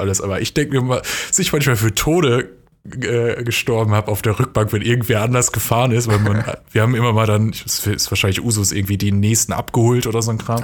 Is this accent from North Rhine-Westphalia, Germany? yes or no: yes; near Dortmund, North Rhine-Westphalia, Germany; in NRW, also da in der Nähe von Dortmund, wo ich aufgewachsen bin